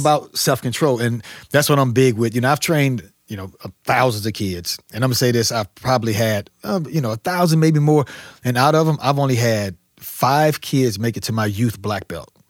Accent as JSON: {"language": "English", "town": "St. Louis", "region": "Missouri", "country": "United States", "tie": "born or raised there", "said": "I grew up here in Saint Louis, but it was North County area"}